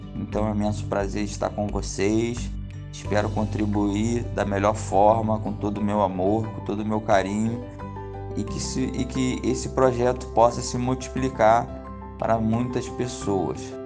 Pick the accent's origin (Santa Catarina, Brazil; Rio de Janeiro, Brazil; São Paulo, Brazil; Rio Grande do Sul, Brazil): Rio de Janeiro, Brazil; Sou nascido e criado no Rio de Janeiro